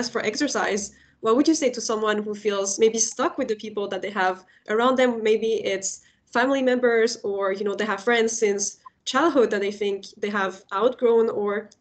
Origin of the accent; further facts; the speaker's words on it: France; I'm from France, and the whole culture in France still is generally very oriented towards having one right answer